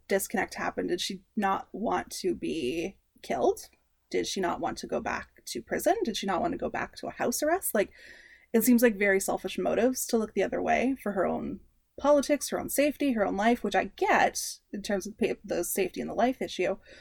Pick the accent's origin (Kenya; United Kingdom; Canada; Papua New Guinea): Canada; we are Canadian slash North American centric